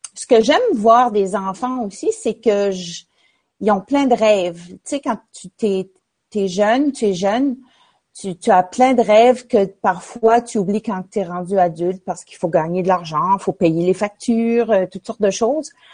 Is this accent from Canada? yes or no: yes; L'Ascension-de-Patapédia, Quebec, Canada; moved away as an adult; now in New Brunswick, Canada; mon village natal qui s'appelle l'Ascension de Patapédia